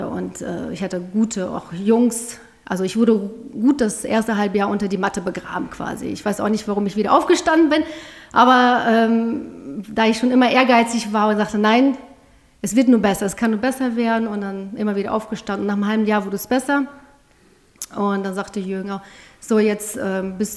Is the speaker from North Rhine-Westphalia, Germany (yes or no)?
yes; Bielefeld, North Rhine-Westphalia, Germany; Bielefeld, Bielefeld genau, aus okay. Bielefeld.